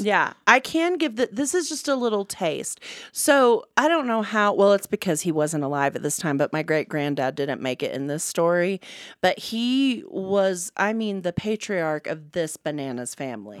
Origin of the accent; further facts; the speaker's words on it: United States; I'm an American